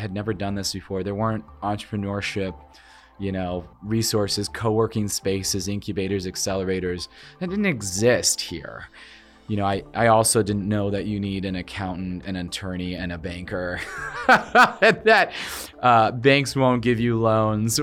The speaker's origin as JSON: {"language": "English", "town": "Norfolk", "region": "Nebraska", "country": "United States", "tie": "born or raised there", "said": "I was born in Norfolk, Nebraska, so I'm Nebraska through and through"}